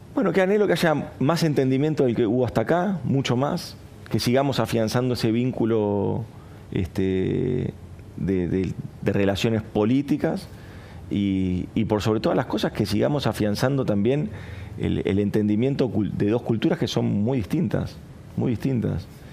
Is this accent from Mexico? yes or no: no; Argentina